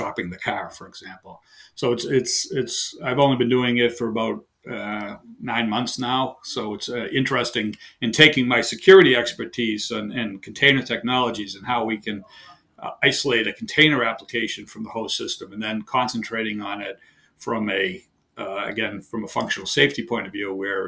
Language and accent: English; near Boston, Massachusetts, United States; accent: heavy Boston; moved away as an adult; also born or lived in southern Maine; now in Maine, United States; I've lived my entire life near Boston, Mass. So I have a heavy Boston accent. I now live in southern Maine